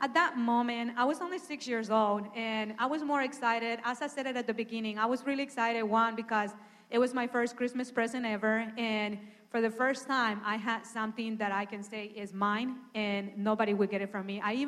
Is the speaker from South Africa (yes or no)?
no; Honduras; I'm original from Honduras. And I have a twin sister.